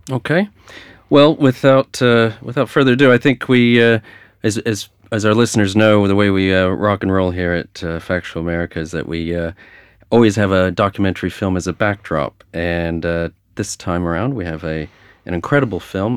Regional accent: United States; born and raised in the United States

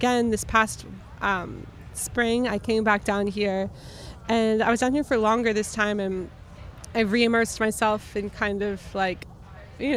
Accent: Philadelphia, Pennsylvania, United States; now in New York, United States; I'm based out of New York, and I'm from Philadelphia

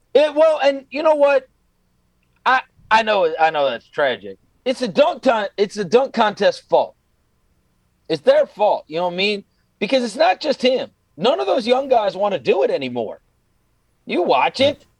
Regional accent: New York, United States; I grew up actually in New York

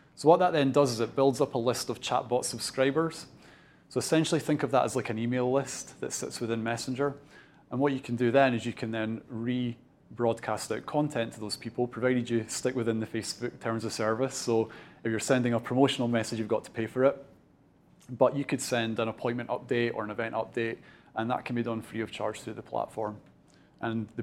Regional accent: Dunfermline, Scotland, United Kingdom; I'm originally from Fife. So I'm born and bred Dunfermline

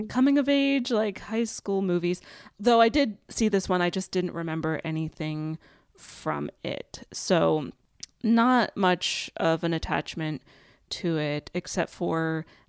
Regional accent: Western Pennsylvania, United States; moved away; I grew up in Western Pennsylvania.

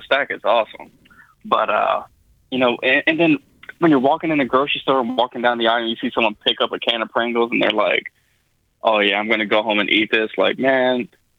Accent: Tennessee, United States; moved away as an adult; also born or lived in Los Angeles, California; now in Chicago, United States; I know I don't sound like I'm from Chicago, nor do I sound like I'm from California, but I've lived most of my life in Tennessee.

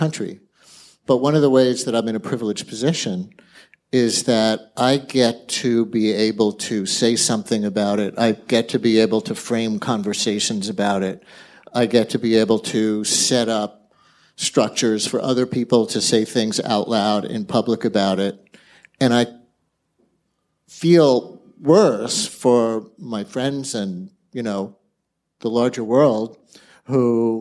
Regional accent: New York City, New York, United States; also born or lived in Bronx; I started life in the Bronx. My first Yankee games were in the Bronx, but I really grew up in Queens

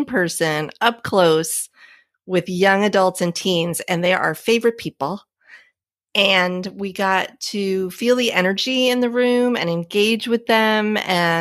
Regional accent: Central Florida, United States; my hometown here in Central Florida

